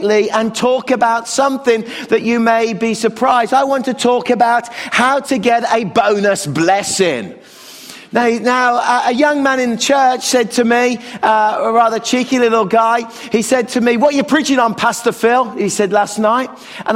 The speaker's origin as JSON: {"language": "English", "country": "Canada", "said": "as a Canadian"}